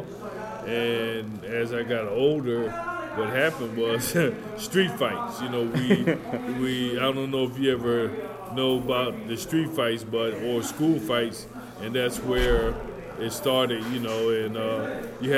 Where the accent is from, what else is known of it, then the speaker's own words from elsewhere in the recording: Philadelphia, Pennsylvania, United States; I'm from Philadelphia, and I'm now living in South Philly